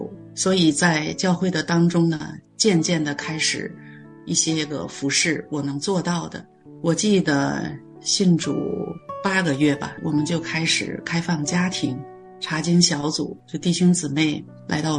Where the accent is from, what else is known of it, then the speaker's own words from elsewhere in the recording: China; moved away as an adult; now in Canada; 然后我从中国来到加拿大的第一顿饭就是在他家吃的